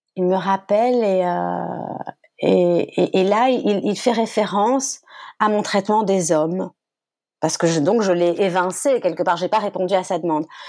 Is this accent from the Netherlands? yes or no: no; France; moved away as an adult; also born or lived in Brussels, Belgium; j'ai quitté la France